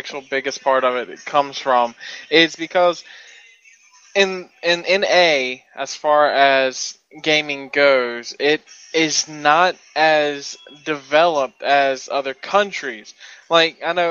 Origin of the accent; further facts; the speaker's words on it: North Carolina, United States; I'm from North Carolina